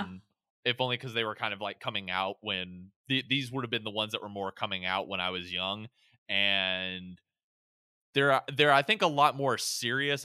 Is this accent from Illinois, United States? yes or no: no; Pensacola, Florida, United States; moved away; I was born in Pensacola, Florida